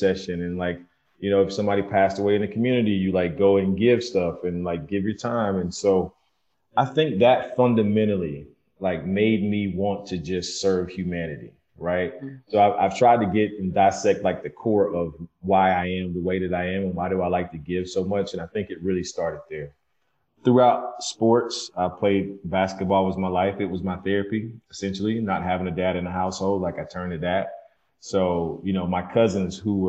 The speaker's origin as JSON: {"language": "English", "town": "Skipperville", "region": "Alabama", "country": "United States", "tie": "born or raised there", "moved": "yes", "said": "I'm from Skipperville, Alabama, population of 600 with a caution light and, you know, a rooster that woke me up every morning at 6 a.m."}